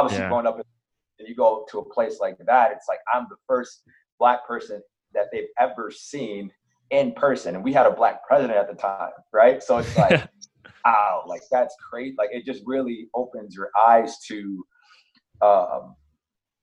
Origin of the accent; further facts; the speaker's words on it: Brooklyn Park, Minnesota, United States; So I grew up, I lived in Minneapolis until I was about 6 years old or so. Then I grew up in Brooklyn Center, Brooklyn Park area